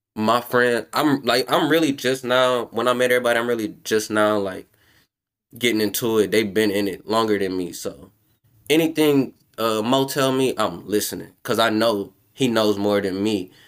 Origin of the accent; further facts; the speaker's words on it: New Orleans, Louisiana, United States; I'm from New Orleans.